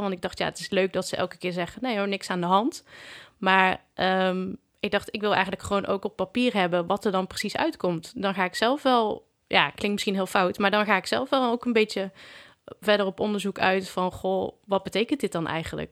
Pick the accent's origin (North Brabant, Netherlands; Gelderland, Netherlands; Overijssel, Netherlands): North Brabant, Netherlands; Breda; Ik kom uit Breda